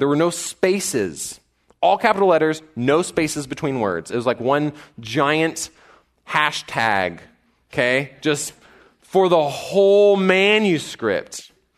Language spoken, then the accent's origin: English; College Station, Texas, United States; I grew up in College Station, so I'm that guy that's still here